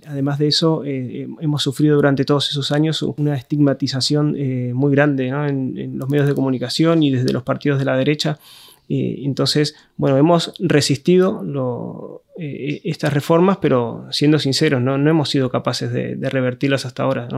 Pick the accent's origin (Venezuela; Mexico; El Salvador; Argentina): Argentina; moved away as an adult; now in Spain; me fui desde Argentina hasta España hace 14 años. Viví durante casi desde que tengo un poco de conciencia política en Argentina la gran crisis neoliberal que fueron los años 90 en Argentina.